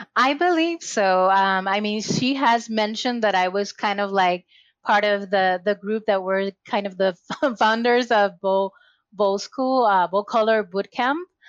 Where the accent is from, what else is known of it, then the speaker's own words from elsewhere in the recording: Puerto Rico; moved away as an adult; now in Massachusetts, United States; I was born and raised in Puerto Rico, so I'm Latina, and recently moved to Massachusetts when I'm located right now